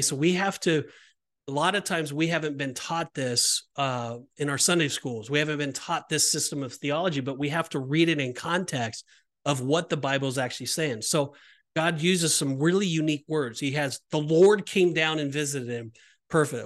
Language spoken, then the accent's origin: English; Orange County, California, United States; I'm from Orange County, California